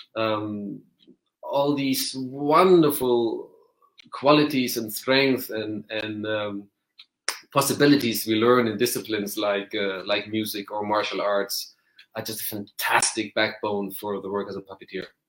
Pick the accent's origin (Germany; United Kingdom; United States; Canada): Germany; I grew up in Germany